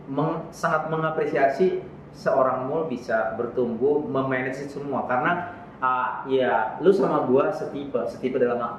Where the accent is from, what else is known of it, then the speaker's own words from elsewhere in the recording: North Sumatra, Indonesia; kami orang Batak